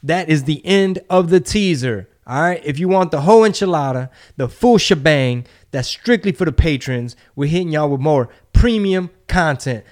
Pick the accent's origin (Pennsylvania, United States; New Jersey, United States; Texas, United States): Texas, United States; Houston; my hometown, Houston